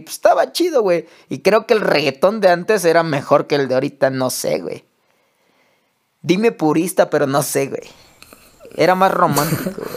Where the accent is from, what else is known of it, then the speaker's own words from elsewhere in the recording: Acapulco, Guerrero, Mexico; also born or lived in Taxco de Alarcón; yo que soy de Acapulco, güey crecimos reggaetoneros